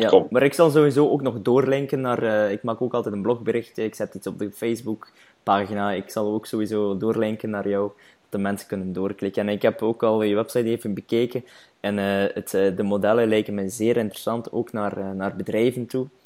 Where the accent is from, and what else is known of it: Flanders, Belgium